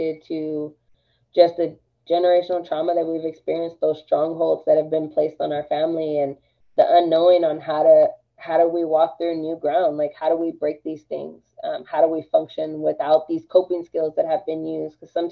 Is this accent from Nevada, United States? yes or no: no; Austin, Texas, United States; I am Chicana. I was raised in East Austin.